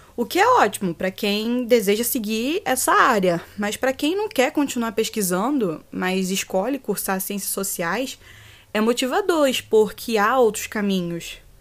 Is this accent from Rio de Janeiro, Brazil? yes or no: yes; Rio de Janeiro, Brazil; eu sou carioca da Gema